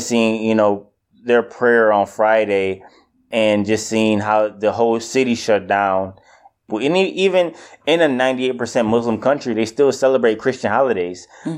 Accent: Detroit, Michigan, United States; also born or lived in Kalamazoo, Michigan; I'm from Detroit. I grew up in Detroit pretty much my entire life, and uh, till around the age of, I would say, 18, 19 when I went to college.

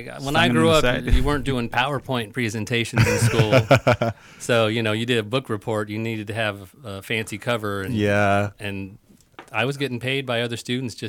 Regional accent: Santa Ana, California, United States; Born in Santa Ana.

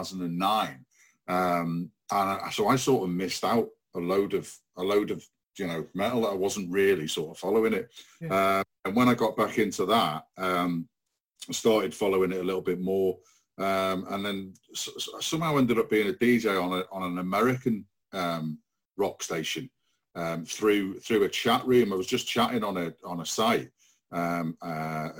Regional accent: Rhyl and Prestatyn, North Wales, United Kingdom; where we grew up in Rhyl and Prestatyn

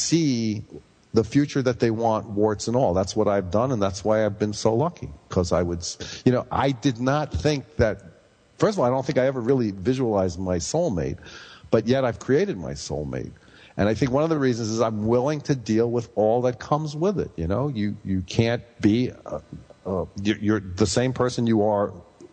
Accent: New York City, New York, United States; growing up in Brooklyn in the gang war years

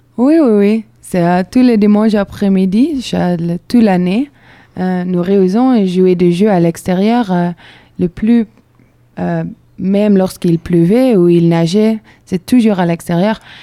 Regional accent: Belgium; French is a second language; moved away as an adult; now in Bordeaux, France; je viens de Belgique

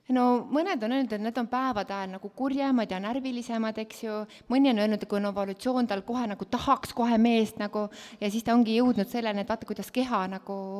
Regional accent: Estonia; kasvasin hästi väikeses külas Kobratu, kus olid poisid. ma kolisin sinna üheksa-aastaselt

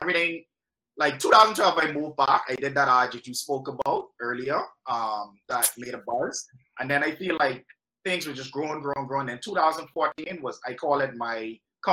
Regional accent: Bahamas; moved away as an adult; also born or lived in Toronto, Canada / Orlando, United States / Los Angeles, United States; from there, from LA, I moved back home

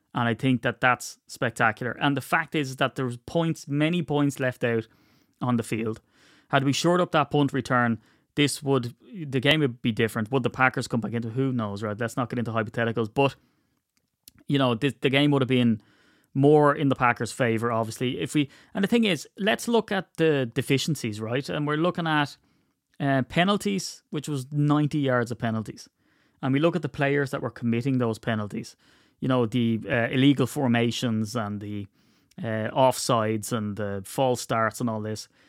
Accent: Ireland; I'm Irish

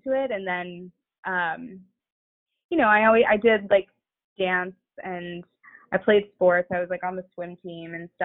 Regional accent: Atlanta, Georgia, United States; So I grew up sort of between Atlanta and many suburbs. My parents were divorced. I was born in Atlanta

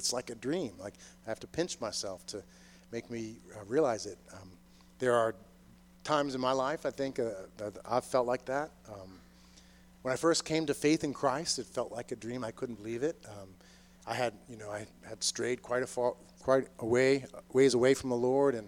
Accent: Boston, Massachusetts, United States; moved away as an adult; also born or lived in Maryland; I grew up in the Boston area

